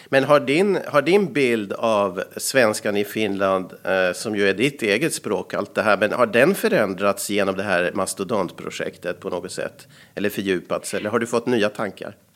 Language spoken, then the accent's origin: Swedish; Sweden; accent: rikssvenska; jag var ju från Sverige som skådespelare